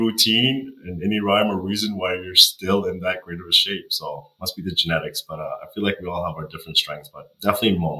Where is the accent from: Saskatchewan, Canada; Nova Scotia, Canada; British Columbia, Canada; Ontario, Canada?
Nova Scotia, Canada; Halifax; English is a second language; also born or lived in Kuwait / Iran; now in Edmonton, Canada; I grew up in Halifax, Nova Scotia.